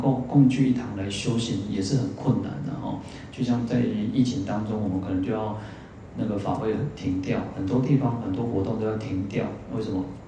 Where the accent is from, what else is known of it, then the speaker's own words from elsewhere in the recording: Taiwan; 我们台湾人其实都，虽然我们有很很很好的一个健保